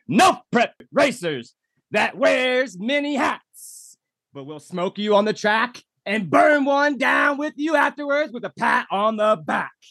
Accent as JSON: {"language": "English", "region": "Indiana", "country": "United States", "tie": "born or raised there", "said": "last season there at War in the Woods in my home state, Indiana, as you spoke."}